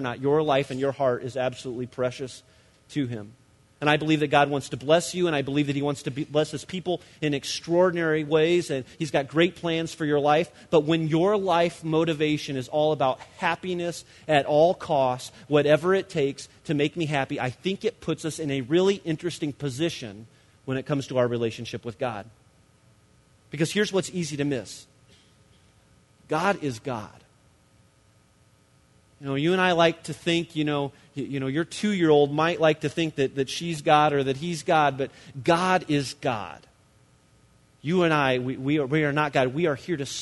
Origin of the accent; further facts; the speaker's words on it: United States